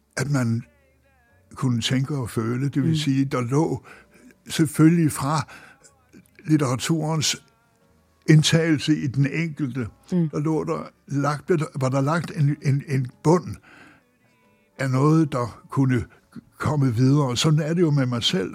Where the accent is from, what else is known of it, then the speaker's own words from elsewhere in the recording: Denmark; hjemme i Danmark